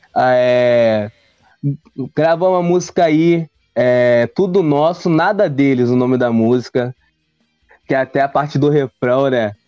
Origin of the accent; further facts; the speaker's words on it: Rio de Janeiro, Brazil; sou do Rio de Janeiro, Campo Grande, Zona Oeste do, do Rio de Janeiro